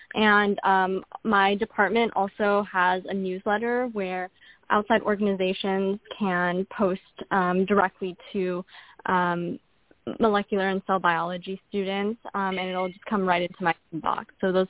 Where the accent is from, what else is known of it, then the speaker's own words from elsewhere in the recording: the Bay Area, California, United States; I'm from the Bay Area